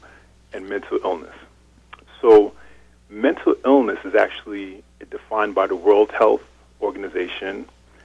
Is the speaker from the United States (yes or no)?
yes; Hempstead, New York, United States; also born or lived in Cambridge, Massachusetts; So I'm from right here in Long Island, New York. My family's from the Caribbean, and I grew up in Hempstead